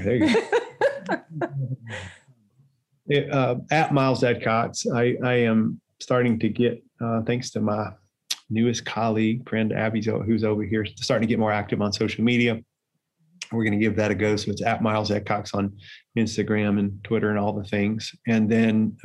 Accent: Tennessee, United States; I grew up here in Tennessee in a little small town

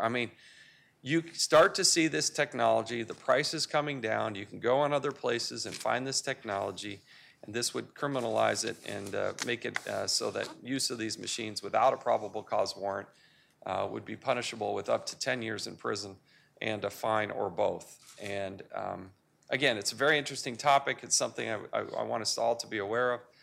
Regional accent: United States

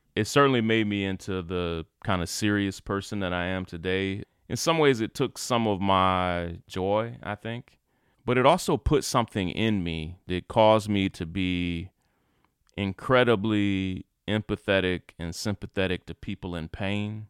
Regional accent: Kentucky, United States; moved away as an adult; also born or lived in Atlanta; When I grew up in Kentucky, I was never accepted as a leader

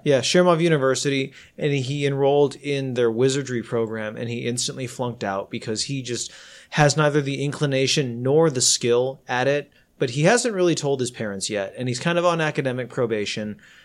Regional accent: United States; I am Asian American

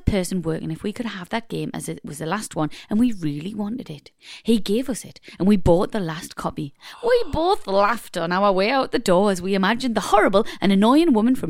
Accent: Ireland; I'm Irish.

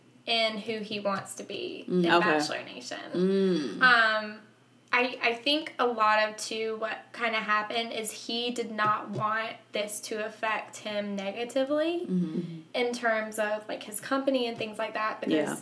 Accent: the South, United States; even though I was raised in the South, my dad was atheist.

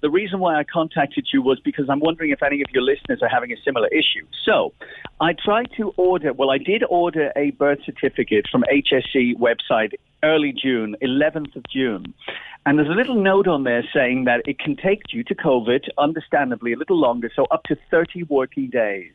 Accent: Dublin, Leinster, Ireland; now in United Kingdom; I was born in Dublin

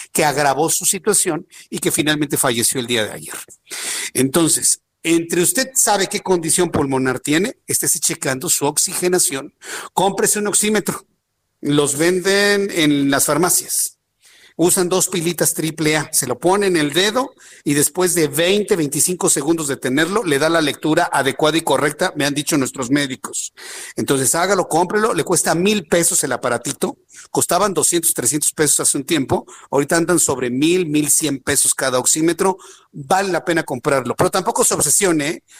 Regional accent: Mexico

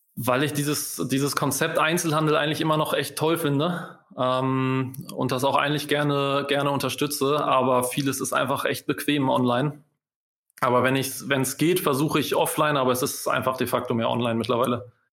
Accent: Hamburg, Germany; Als Hamburger

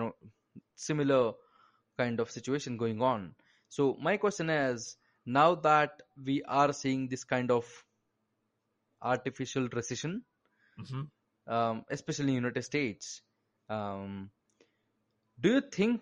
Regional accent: Bangalore, Karnataka, India; You might have guessed it by my accent, but, I'm from India and I'm from a city called as Bangalore.

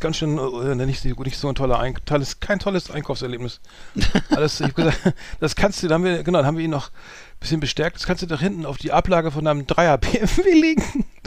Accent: Bremen, Germany; bei uns in Bremen

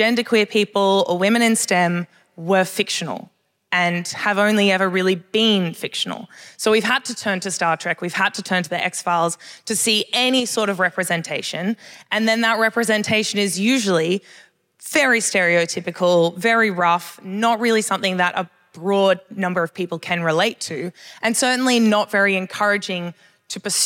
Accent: Sydney, New South Wales, Australia; now in Perth, Australia; originally I'm actually from Sydney in New South Wales

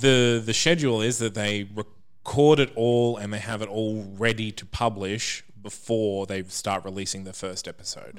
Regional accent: Brisbane, Queensland, Australia; We're all from Brisbane

